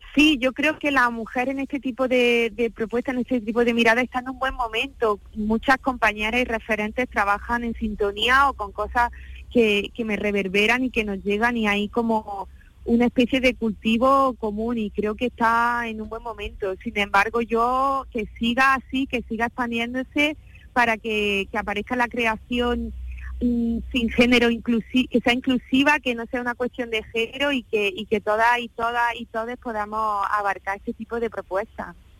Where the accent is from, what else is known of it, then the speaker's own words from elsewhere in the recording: Úbeda, Andalusia, Spain; en Úbeda, que es mi ciudad, que es mi territorio, que es mi tierra